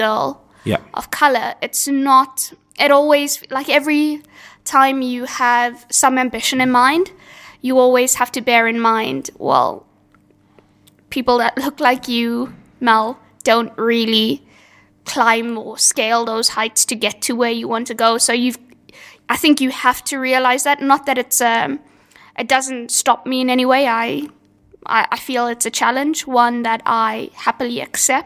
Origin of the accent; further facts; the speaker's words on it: South Africa; now in United Kingdom; I'm from South Africa, where that media landscape was exactly the same.